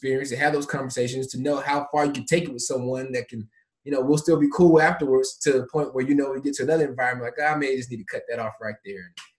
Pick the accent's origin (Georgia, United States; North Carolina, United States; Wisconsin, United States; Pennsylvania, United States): Georgia, United States; Atlanta; also born or lived in Memphis, United States; I was born in Memphis. Folks know that. But I actually grew up a large portion of my life in Atlanta.